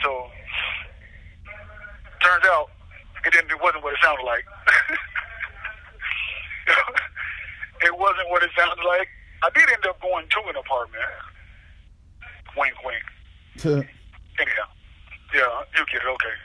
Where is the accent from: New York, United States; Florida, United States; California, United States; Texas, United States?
Florida, United States; Miami; I'm from Miami